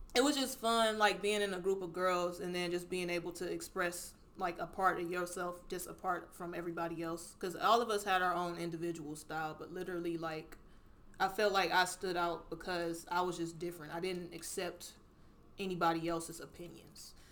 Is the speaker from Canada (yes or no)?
no; Cleveland, Ohio, United States; accent: little countryness; I grew up here, Cleveland, Ohio. Like this is my city.